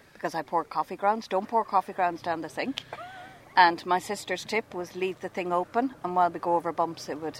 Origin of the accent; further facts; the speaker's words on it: Wicklow, Leinster, Ireland; So we're from Wicklow.